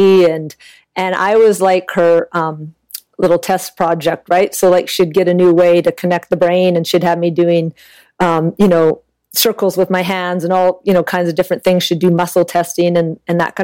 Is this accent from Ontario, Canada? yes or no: no; an hour east of Vancouver, British Columbia, Canada; I was born and raised in Canada, just about an hour east of Vancouver